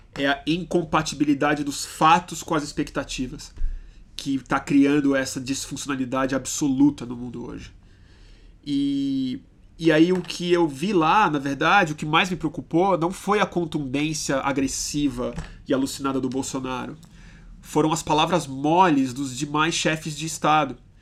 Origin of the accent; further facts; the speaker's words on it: Brazil; eu sou brasileiro, eu gosto de ser brasileiro